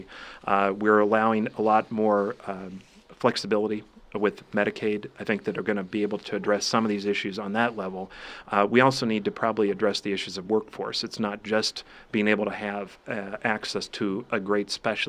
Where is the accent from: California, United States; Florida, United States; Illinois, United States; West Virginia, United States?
Illinois, United States; born or raised there; moved away; also born or lived in Missouri